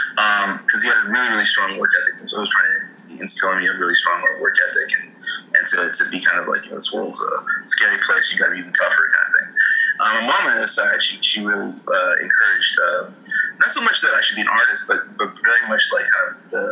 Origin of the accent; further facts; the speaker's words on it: El Salvador; also born or lived in England; So I grew up in El Salvador, but I also grew up in England.